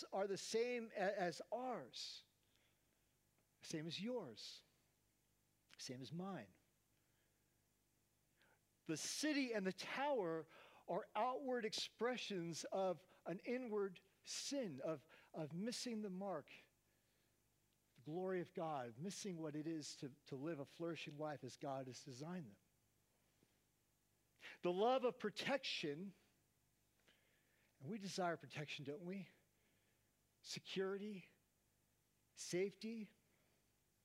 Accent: Oakland, California, United States; Growing up in Oakland, California

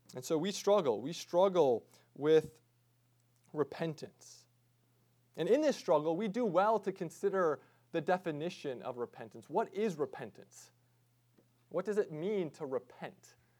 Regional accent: United States; us as American Christians

